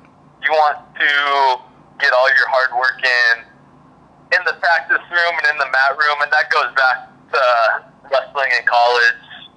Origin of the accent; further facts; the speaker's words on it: Alaska, United States; now in Oregon, United States; I got the Alaska toughness in me. So I grew up fishing my whole life and doing all that stuff.